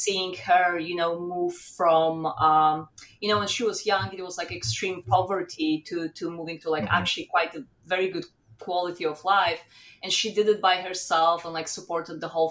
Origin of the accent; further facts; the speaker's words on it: southeast Poland, Poland; moved away as an adult; also born or lived in Warsaw, Poland / France; I grew up in Poland. I was born in Poland and I lived in Southeast Poland, which is close to the border with Ukraine.